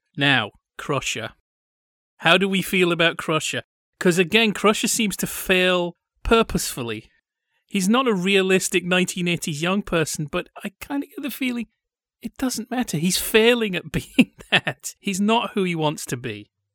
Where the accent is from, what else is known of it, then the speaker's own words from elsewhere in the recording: Yorkshire and the Humber, United Kingdom; now in Orange County, United States; they haven't really heard of Yorkshire